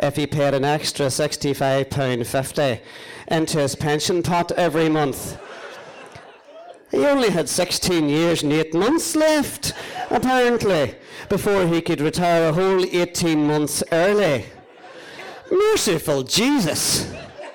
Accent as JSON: {"language": "English", "town": "Cookstown", "region": "Northern Ireland", "country": "United Kingdom", "tie": "born or raised there", "said": "my hometown, Cookstown"}